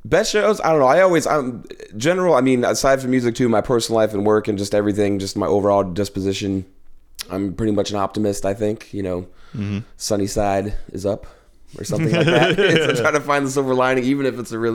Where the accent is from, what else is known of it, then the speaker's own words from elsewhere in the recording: Claremont, New Hampshire, United States; moved away as an adult; now in New York, United States; my hometown, Claremont